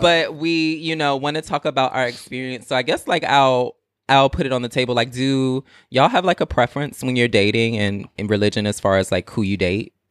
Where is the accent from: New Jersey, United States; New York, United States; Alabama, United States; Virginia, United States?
Virginia, United States; Portsmouth; I'm from Portsmouth, Virginia, and Portsmouth is, like, really, really small